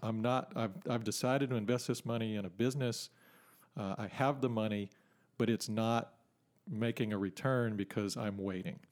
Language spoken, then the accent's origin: English; Port Neches, Texas, United States; also born or lived in California; I grew up in Port Neches and spent a bunch of time on the river